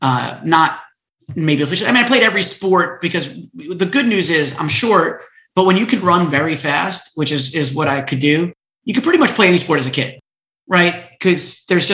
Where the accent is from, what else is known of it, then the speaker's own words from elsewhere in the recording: Stony Brook, New York, United States; also born or lived in Queens, New York; I was born in Queens, and my mother got divorced and remarried when I was very young, and so we moved out to Long Island